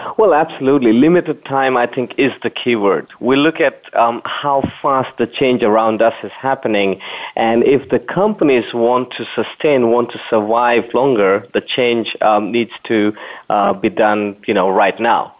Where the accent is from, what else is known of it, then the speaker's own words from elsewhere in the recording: Berlin, Germany; I'm actually in the uh, capital city of Germany, Berlin uh, my favorite cities. That's my hometown as well.